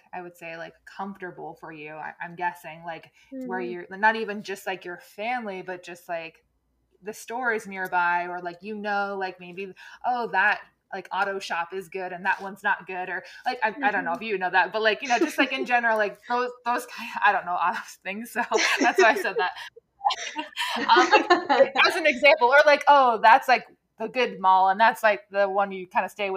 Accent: New Jersey, United States; moved away as an adult; now in Cincinnati, United States; I grew up in New Jersey

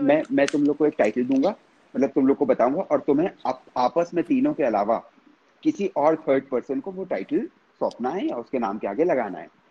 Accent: Tehri Garhwal, Uttarakhand, India; मैं पहाड़ी आदमी हूँ

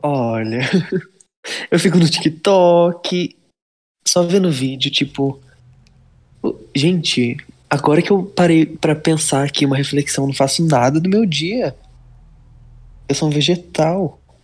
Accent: Leme, São Paulo, Brazil; Leme, São Paulo, interior.

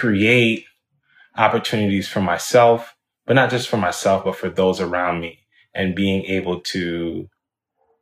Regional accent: Jamaica; now in United States; being a young boy growing up in Jamaica

